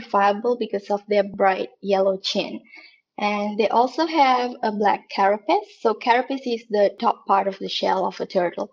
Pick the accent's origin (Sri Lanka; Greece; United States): Sri Lanka; now in Canada; I came to Canada, because I'm from Sri Lanka